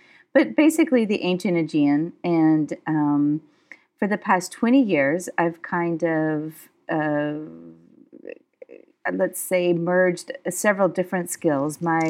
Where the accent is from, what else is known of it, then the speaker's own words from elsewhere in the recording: United States; but I am from the United States, and I was one of those American kids that kind of grew up in various parts in the United States, but I come from Southern heritage.